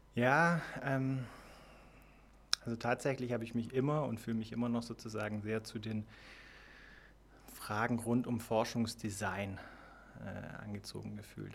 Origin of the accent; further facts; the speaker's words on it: Ravensburg, Baden-Württemberg, Germany; also born or lived in Iowa, United States; now in Konstanz, Germany; Ich komme ursprünglich aus Ravensburg, ähm, habe da Abitur gemacht